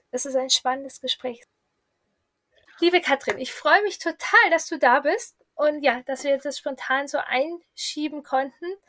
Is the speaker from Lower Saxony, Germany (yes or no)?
yes; Hanover, Lower Saxony, Germany; ich komme aus Hannover